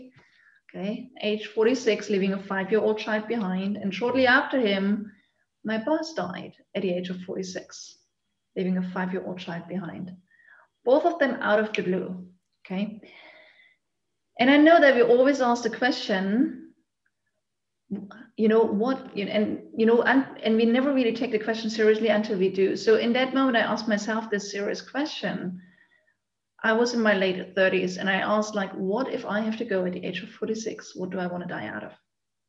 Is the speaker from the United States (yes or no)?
no; eastern Germany, Germany; I grew up actually in Eastern Germany